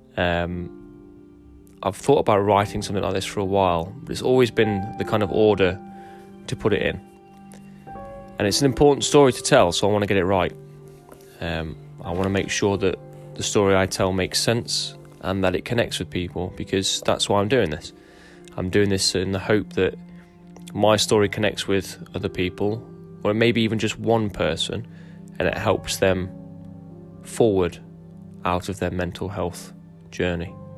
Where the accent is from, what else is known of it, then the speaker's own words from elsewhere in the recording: Derby, East Midlands, United Kingdom; also born or lived in Lincoln / Hilton, Derbyshire; after I was born in Lincoln, we moved to Derby. Uh, and that was where m-, most of my young childhood was